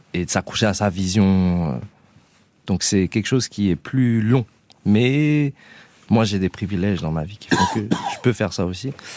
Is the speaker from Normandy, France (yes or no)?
no; Grasse, Provence-Alpes-Côte d'Azur, France; also born or lived in Paris; quand on a grandi à Grasse, justement, euh, on n'est pas loin de Marseille